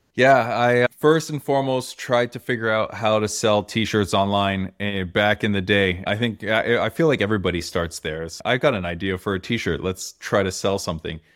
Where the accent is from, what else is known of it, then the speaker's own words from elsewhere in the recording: Toronto, Ontario, Canada; we're in Toronto, I'm from Toronto